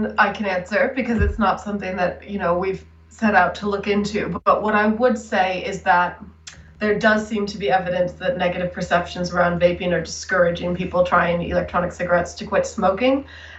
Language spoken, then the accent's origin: English; United States; now in United Kingdom; And as you might be able to tell from my accent, which is now a little bit of a hybrid, I've lived in the UK for quite a while now, but was raised in the US.